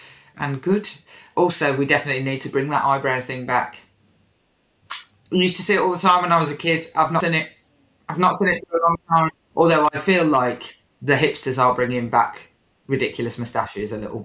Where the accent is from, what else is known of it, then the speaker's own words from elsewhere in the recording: Birmingham, West Midlands, United Kingdom; growing up in Birmingham, you are right next to Stratford